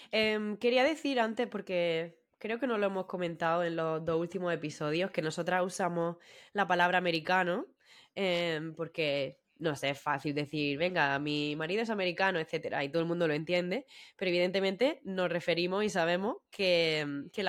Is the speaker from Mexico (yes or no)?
no; Region of Murcia, Spain; accent: Murcian; ya sabéis lo que es. Murcia. ¿eh? pero lo voy a intentar.